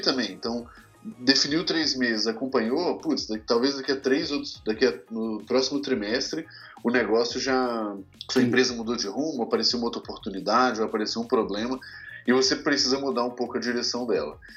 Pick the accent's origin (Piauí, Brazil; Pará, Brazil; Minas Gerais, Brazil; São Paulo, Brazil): Minas Gerais, Brazil; moved away; sou mineiro, né, mais conhecido como mineiro, inclusive